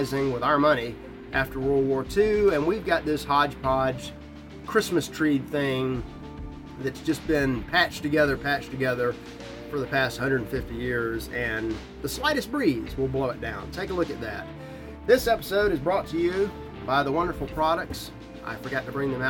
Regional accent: United States; as an American

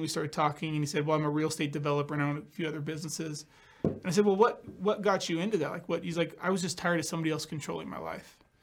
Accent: California, United States; also born or lived in Scottsdale, Arizona; now in Boise, United States; I moved to Scottsdale from California, so I'm originally from California.

